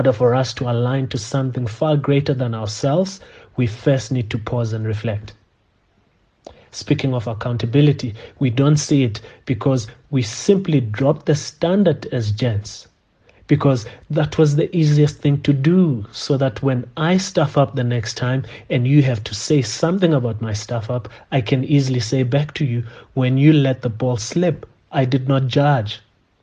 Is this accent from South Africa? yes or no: yes; South Africa; As South African men